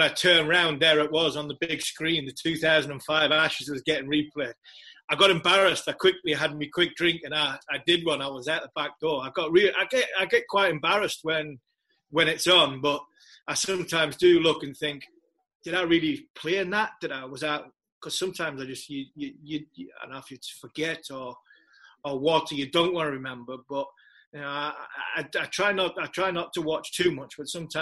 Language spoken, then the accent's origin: English; England, United Kingdom; I am an Englishman